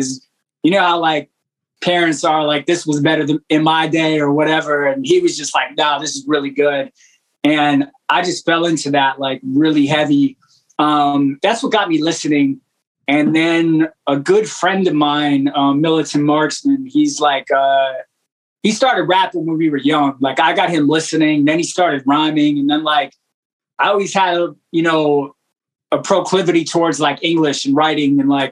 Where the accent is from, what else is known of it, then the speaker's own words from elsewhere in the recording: Orange County, New York, United States; also born or lived in White Plains, New York; now in Baltimore, United States; I was born in White Plains, but I grew up in like Orange County, New York, which is like an hour north of New York City.